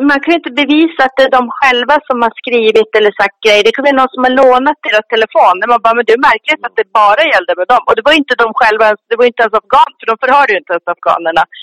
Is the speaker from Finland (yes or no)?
no; Sweden; för att skydda oss svenskar